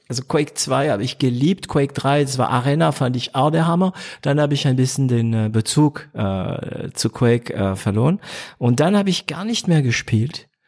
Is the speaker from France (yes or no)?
yes; France; natürlich als Franzose normalerweise tendiere ich zu PrestaShop